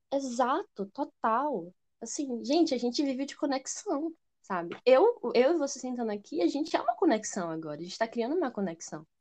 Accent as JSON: {"language": "Portuguese", "town": "Aracaju", "region": "Sergipe", "country": "Brazil", "said": "eu sou de Aracaju, Sergipe"}